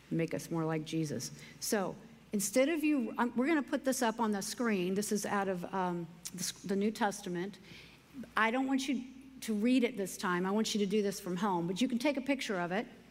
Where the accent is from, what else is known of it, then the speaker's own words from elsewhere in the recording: United States; I love being an American